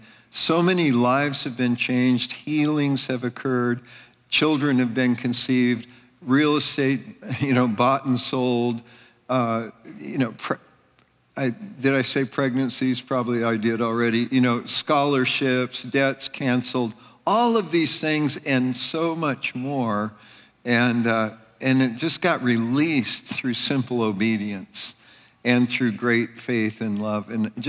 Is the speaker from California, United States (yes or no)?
yes; California, United States; now in Pennsylvania, United States; I was from Northern California. Ann and I came from Northern California to Pennsylvania in 1987.